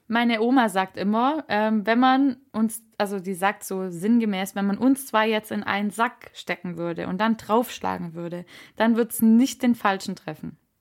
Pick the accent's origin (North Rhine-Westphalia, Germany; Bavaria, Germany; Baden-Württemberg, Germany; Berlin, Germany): Baden-Württemberg, Germany; Reutlingen; now in Ludwigsburg, Germany; von meiner Heimatstadt erzählt. Mm, das wunderschöne Reutlingen.